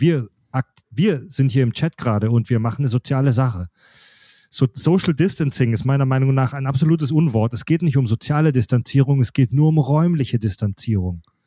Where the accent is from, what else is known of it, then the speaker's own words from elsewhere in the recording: Kieselbronn, Baden-Württemberg, Germany; in Kieselbronn gehört, in meinem Heimatdorf